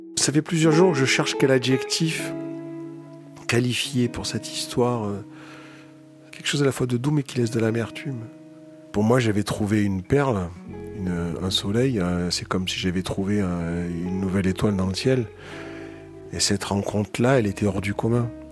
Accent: Marseille, Provence-Alpes-Côte d'Azur, France; moved away as an adult; now in Paris, France; J'habite à Paris. Je viens de Marseille, où j'ai passé les 20 premières années de ma

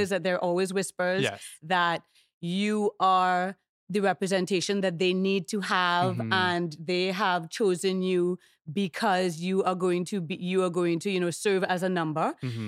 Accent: Trinidad & Tobago; accent: Trinidadian; moved away; Which is, you know, a big reason that I speak in my Trinidadian accent.

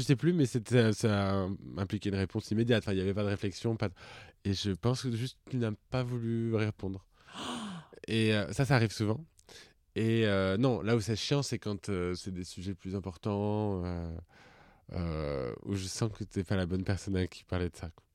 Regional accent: Puy-de-Dôme, Auvergne-Rhône-Alpes, France; moi, je viens du Puy-de-Dôme.

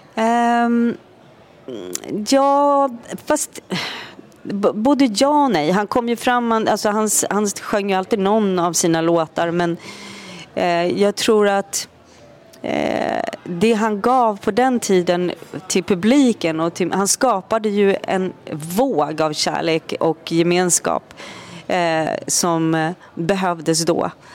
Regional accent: Sweden; also born or lived in Norway; vi hade flyttat tillbaka till Sverige och eh, efter en tid i Norge

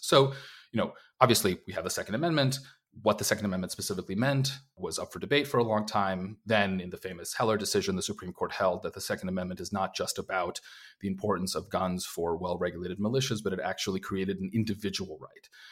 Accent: Minnesota, United States; as a Minnesotan who has to deal with months and months

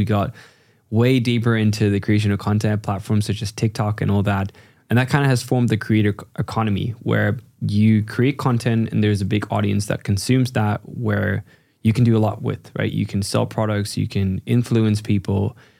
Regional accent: China; My parents are from the Netherlands, but I ended up growing up in China.

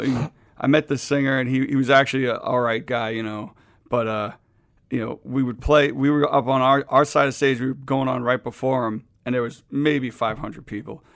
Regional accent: New York City, New York, United States; growing up in Queens, I used to see Dee Dee Ramone all the time in my neighborhood

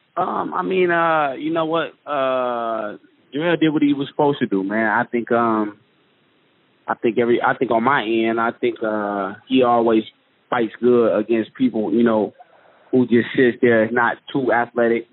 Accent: Detroit, Michigan, United States; I'm from Detroit.

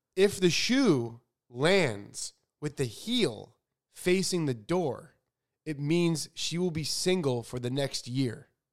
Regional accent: Chicago, Illinois, United States; so I grew up in Chicago where it is frickin' freezing.

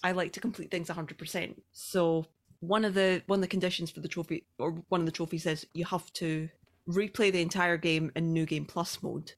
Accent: Scotland, United Kingdom; accent: Scottish; I'm from Scotland.

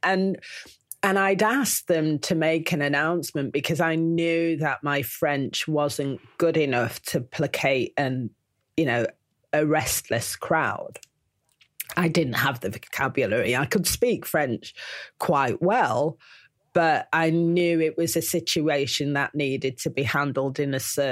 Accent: Manchester, North West England, United Kingdom; I'm from Manchester

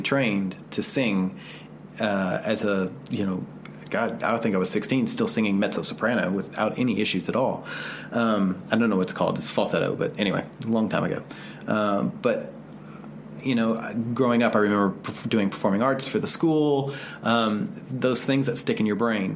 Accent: the South, United States; growing up in the South

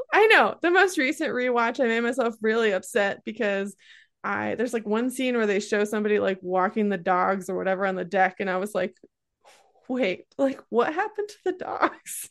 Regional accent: Great Lakes, United States; I come from the Great Lakes region

